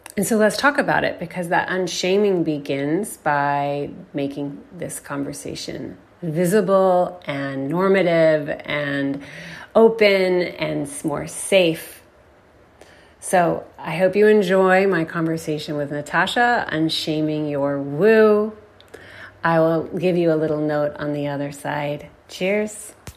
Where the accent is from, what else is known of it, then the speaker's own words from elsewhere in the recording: Texas, United States; it was not like a word in Texas I grew up hearing.